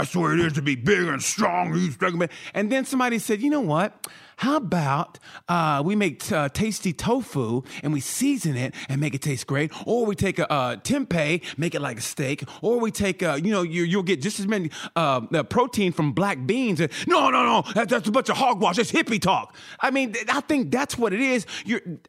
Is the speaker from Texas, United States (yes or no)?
no; Oklahoma, United States; moved away; I'm from Oklahoma originally